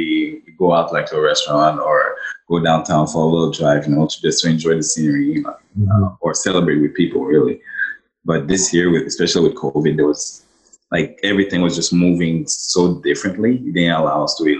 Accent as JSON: {"language": "English", "country": "Haiti", "tie": "born or raised there", "moved": "yes", "lives_now": "Ottawa, Canada", "said": "Regular guy from Ottawa, born and raised in Haiti"}